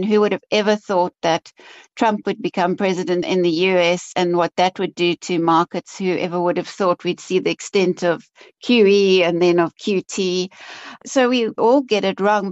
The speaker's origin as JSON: {"language": "English", "town": "Cape Town", "region": "Western Cape", "country": "South Africa", "tie": "born or raised there", "said": "I'm Cape Town born and bred. I grew up in Cape Town, went to university at UCT"}